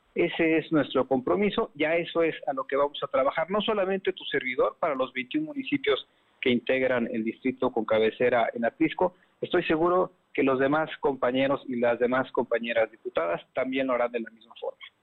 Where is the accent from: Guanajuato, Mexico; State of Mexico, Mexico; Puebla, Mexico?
Puebla, Mexico; como poblanos